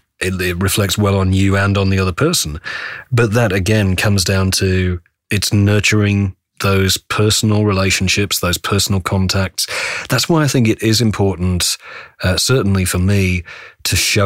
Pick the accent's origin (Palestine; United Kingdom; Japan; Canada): United Kingdom; now in North Carolina, United States; as a British voice in Australia